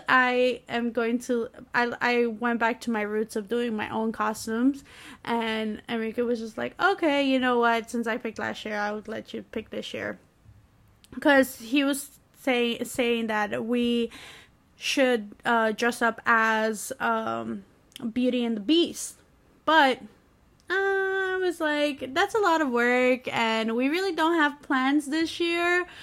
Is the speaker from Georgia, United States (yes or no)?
no; New York, United States; I'm from New York